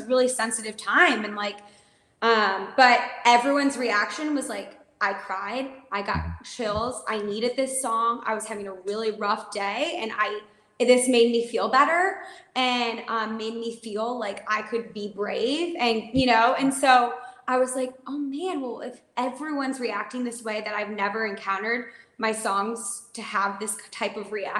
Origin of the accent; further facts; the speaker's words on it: Winnetka, Illinois, United States; I'm from Winnetka, Illinois. It's a suburb outside of Chicago